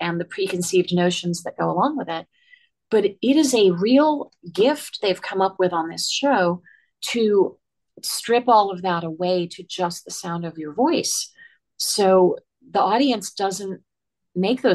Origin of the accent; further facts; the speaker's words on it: Worcester, Massachusetts, United States; I grew up in Worcester, Massachusetts